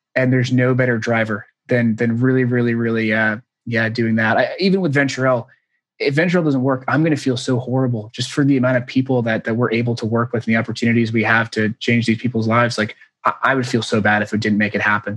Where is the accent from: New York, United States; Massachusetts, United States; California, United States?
Massachusetts, United States; Newburyport; moved away; it's called Newburyport. It's outside of it's an hour outside of Boston, little beach okay. town